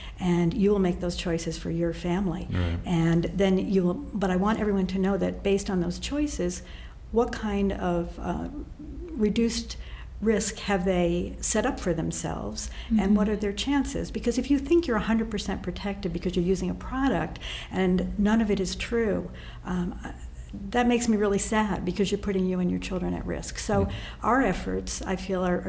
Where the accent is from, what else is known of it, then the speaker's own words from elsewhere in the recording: Connecticut, United States; I grew up in Connecticut